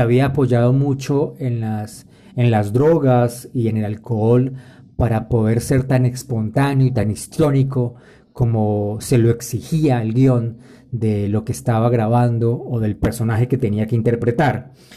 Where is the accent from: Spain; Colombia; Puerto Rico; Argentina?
Colombia; En mi país, Colombia